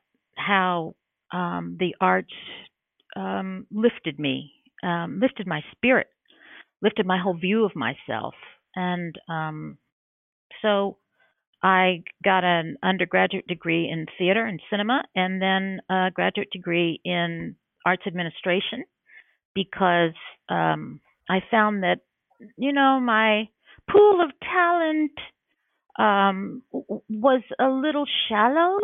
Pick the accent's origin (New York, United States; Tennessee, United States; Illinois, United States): Tennessee, United States; Oak Ridge; I was growing up in Oak Ridge